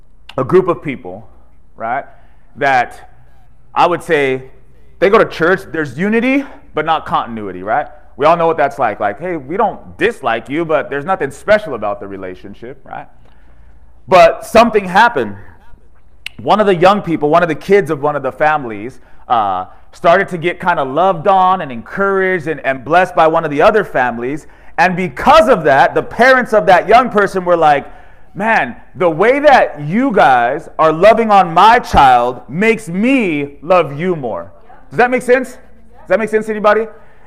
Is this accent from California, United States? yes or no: yes; California, United States; He's from North Carolina. We're from California.